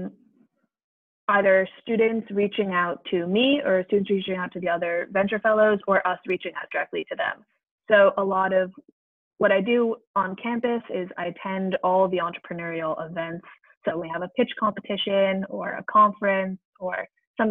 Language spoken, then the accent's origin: English; New York City, New York, United States; moved away as an adult; now in Providence, United States; I'm from New York City